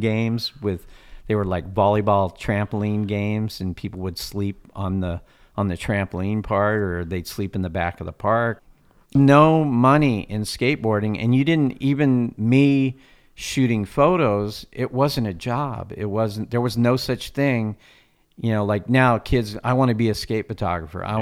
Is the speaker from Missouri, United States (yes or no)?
no; Fallbrook, California, United States; also born or lived in Cardiff, California / Encinitas, California; I grew up in Fallbrook, and uh, I was born and raised in Fallbrook